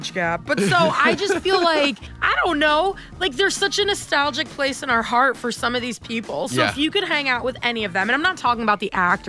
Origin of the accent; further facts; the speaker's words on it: Southeast, United States; moved away; I'm originally from the Southeast.